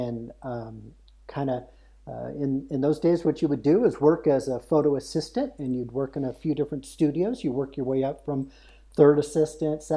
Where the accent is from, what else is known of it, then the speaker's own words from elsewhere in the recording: Oakland, California, United States; moved away as an adult; also born or lived in Chico, California; now in Idaho, United States; I was born in Oakland, California, so in the Bay Area, and lived there most of my life